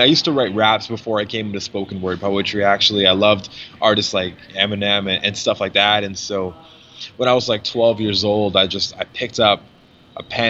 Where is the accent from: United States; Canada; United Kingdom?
Canada; Mississauga, Ontario; we were just like little kids growing up in Mississauga